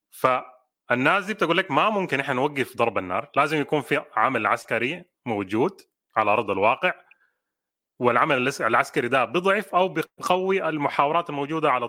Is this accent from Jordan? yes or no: no; Sudan; احنا كشعب سوداني بنتكلم مع نفسنا